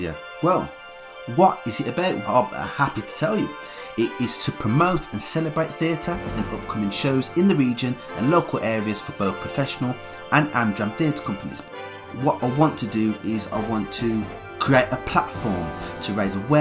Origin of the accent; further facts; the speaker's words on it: West Bromwich, West Midlands, United Kingdom; now in Lichfield, United Kingdom; I'm from the Midlands. I was born in West Brom, and I now live in Lichfield.